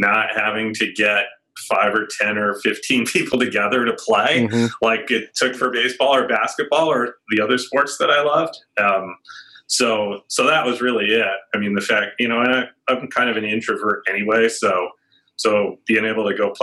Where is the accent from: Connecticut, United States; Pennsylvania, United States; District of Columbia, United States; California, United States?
Connecticut, United States; Stamford; also born or lived in New York City; I was born in New York City, and my parents moved out to Connecticut, Stamford, Connecticut, when I was 3